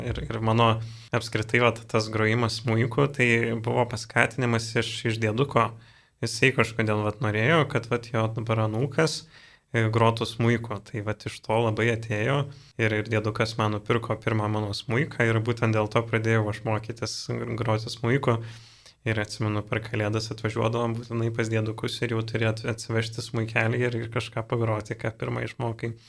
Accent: Dzūkija, Lithuania; aš pats esu iš Dzukijos, tai vad seneliai, e, tėčio pusės irgi vad yra iš Dzukijos, toks krosnos e, miestelis yra

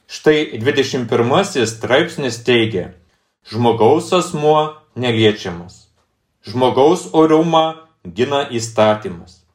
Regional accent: Lithuania; mes lietuviai

